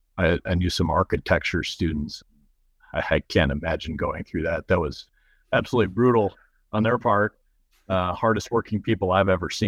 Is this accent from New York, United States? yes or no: no; Chicago, Illinois, United States; moved away as an adult; also born or lived in Iowa; growing up in Chicago.